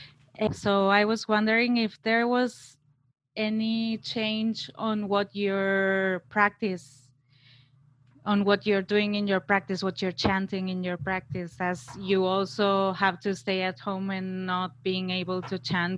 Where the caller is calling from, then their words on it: Barcelona, Catalonia, Spain; English is a second language; I'm talking from Barcelona.